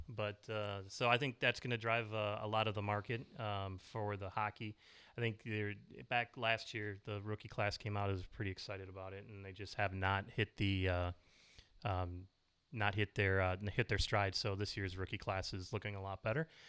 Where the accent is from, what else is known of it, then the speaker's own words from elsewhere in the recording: Minnesota, United States; we're kinda born and bred in Minnesota